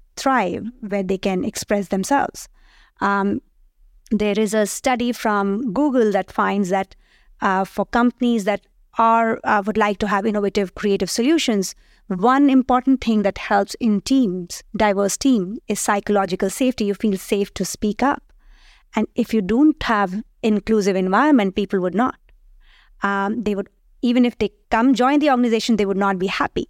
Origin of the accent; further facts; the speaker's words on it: India; moved away as an adult; also born or lived in United States; now in France; I'm born, raised in India, but after that, I did travel to different countries. I did my PhD uh, at, in the US and thereafter joined here.